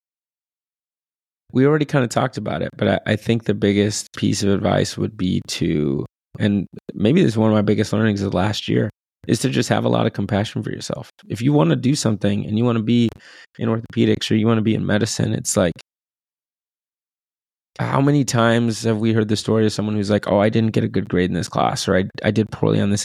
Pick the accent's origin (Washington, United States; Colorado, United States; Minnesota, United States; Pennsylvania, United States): Washington, United States; Bellevue; moved away as an adult; I grew up in Bellevue